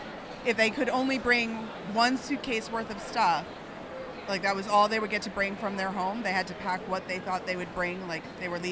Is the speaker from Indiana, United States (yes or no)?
no; Massachusetts, United States; also born or lived in New York / Washington, D.C. / Chicago; I grew up in Massachusetts.